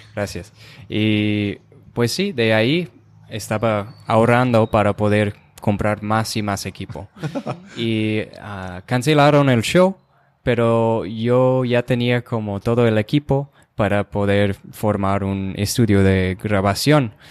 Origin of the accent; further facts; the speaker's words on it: Rochester, Minnesota, United States; first language English; Spanish is a second language; moved away as an adult; yo soy de Rochester, Minnesota.